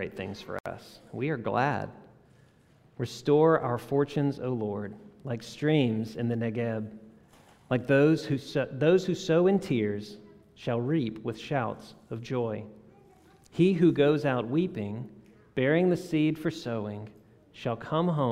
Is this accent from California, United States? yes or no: no; South Louisiana, United States; now in Jackson, United States; I grew up in South Louisiana